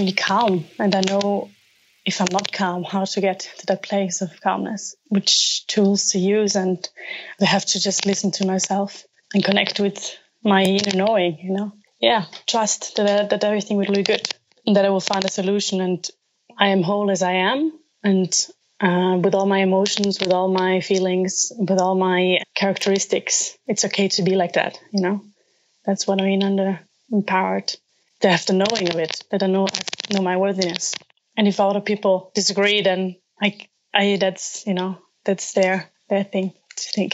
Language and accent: English; Alpine region formerly part of Austria, Trentino-Alto Adige, Italy; moved away as an adult; also born or lived in London / Paris; I'm from Italy, from the very northern part, which is a smaller Alpine region, which is a bit unusual because there's many languages spoken